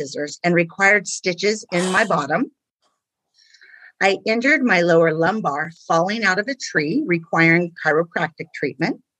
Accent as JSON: {"language": "English", "town": "Riverside", "region": "California", "country": "United States", "tie": "born or raised there", "said": "I am from Riverside, which is the Inland Empire in Southern California. I've lived here my whole life."}